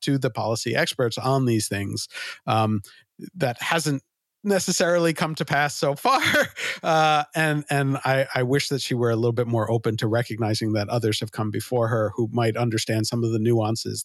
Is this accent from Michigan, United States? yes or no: no; New York, United States; I grew up in New York